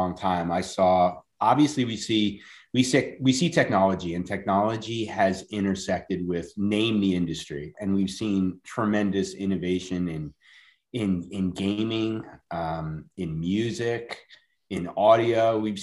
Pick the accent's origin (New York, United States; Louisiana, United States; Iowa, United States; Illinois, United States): New York, United States; moved away as an adult; now in Charlotte, United States; I grew up in New York